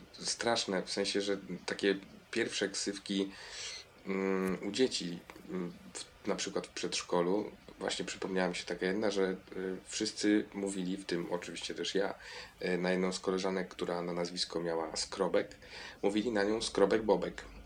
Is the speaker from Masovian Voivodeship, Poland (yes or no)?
no; Piotrków Trybunalski, Łódź Voivodeship, Poland; now in Kraków, Poland; Z Piotrkowa Trybunalskiego